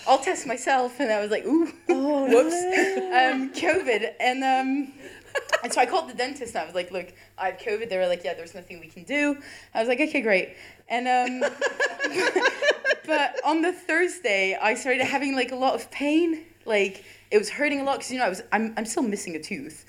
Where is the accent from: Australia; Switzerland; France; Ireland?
France; moved away as an adult; now in Leeds, United Kingdom; I'm French.